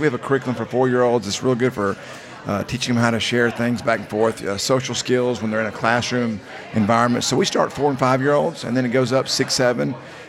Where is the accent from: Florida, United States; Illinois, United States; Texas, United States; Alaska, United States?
Texas, United States; Longview; I'm actually from, we're from East Texas, Longview. It's a couple miles, 200 miles from here, 150